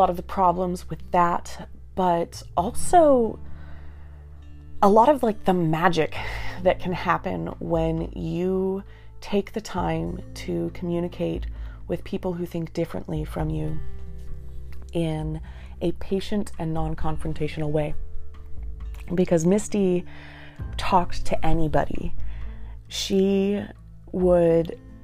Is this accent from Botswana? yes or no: no; United States; moving back to my hometown, which is in rural America, very much Trump country